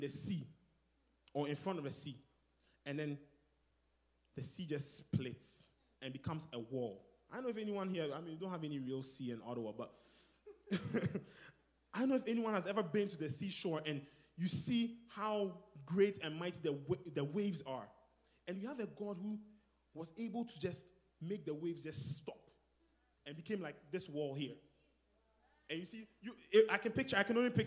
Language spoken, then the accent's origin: English; Ghana; moved away; I'm from Ghana